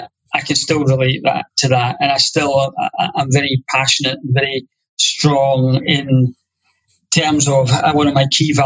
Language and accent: English; Ayrshire, Scotland, United Kingdom; I come from Burns country.